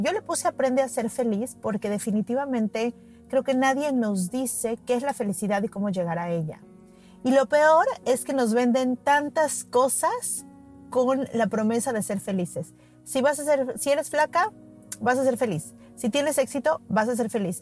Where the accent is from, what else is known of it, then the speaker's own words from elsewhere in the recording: Mexico City, Mexico; Yo soy de la Ciudad de México y en la Ciudad de México, en las escuelas desde muy pequeños hacemos simulacros